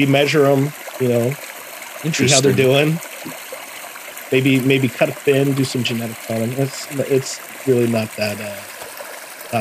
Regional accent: Central Pennsylvania, United States; moved away as an adult; I was from Central Pennsylvania, my nickname immediately became Amish. So, because I'm from Pennsylvania

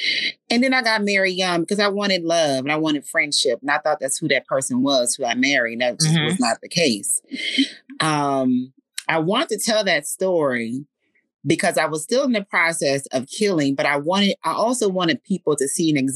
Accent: Fort Worth, Texas, United States; I'm originally from Fort Worth

